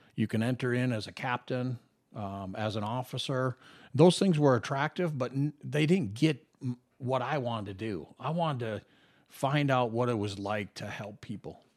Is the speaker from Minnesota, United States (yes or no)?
yes; Minnesota, United States; moved away as an adult; now in Las Vegas, United States; young kid growing up in the Midwest in Minnesota